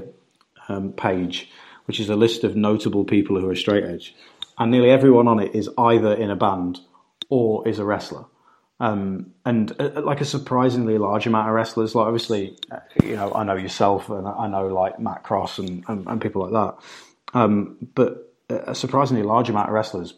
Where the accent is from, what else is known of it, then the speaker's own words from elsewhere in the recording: United Kingdom; I grew up growing up in Britain, where we have a massive drink problem